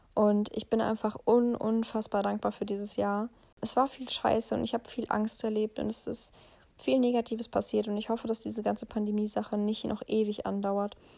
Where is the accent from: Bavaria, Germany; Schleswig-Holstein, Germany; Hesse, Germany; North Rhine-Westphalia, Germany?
Hesse, Germany; Heppenheim; moved away; bei mir zu Hause, also meine Heimat war sozusagen da, wo ich geboren bin, im Odenwald in, in Heppenheim.